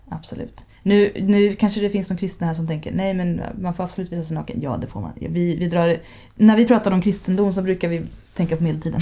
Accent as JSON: {"language": "Swedish", "area": "Härjedalen", "region": "Jämtland", "country": "Sweden", "tie": "born or raised there"}